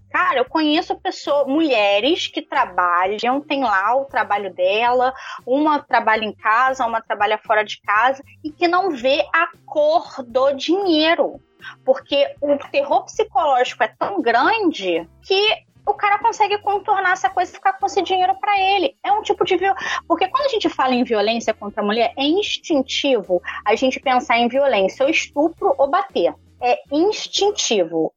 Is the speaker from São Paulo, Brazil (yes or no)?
no; Rio de Janeiro, Brazil; que somos cariocas